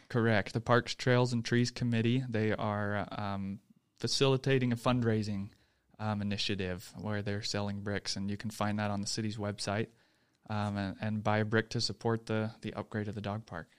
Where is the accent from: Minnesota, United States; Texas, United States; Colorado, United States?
Texas, United States; moved away as an adult; now in Utah, United States; I'm a native Texan